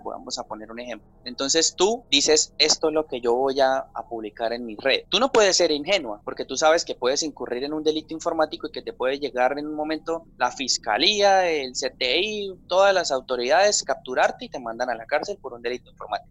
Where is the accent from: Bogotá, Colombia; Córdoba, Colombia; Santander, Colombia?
Santander, Colombia; San Vicente de Chucurí; yo soy de, de un municipio que se llama San Vicente de Chucurí, esto es en el departamento de Santander. Yo nací en San Vicente de Chucurí